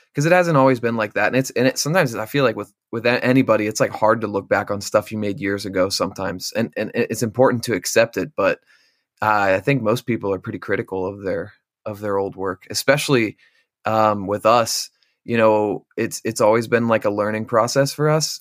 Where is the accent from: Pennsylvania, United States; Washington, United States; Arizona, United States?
Pennsylvania, United States; Bellefonte; also born or lived in Carlisle, Pennsylvania; I'm actually from central Pennsylvania